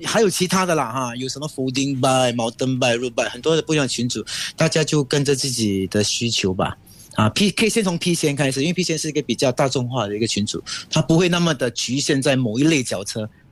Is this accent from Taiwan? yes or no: no; Singapore; 我们新加坡还是很守规矩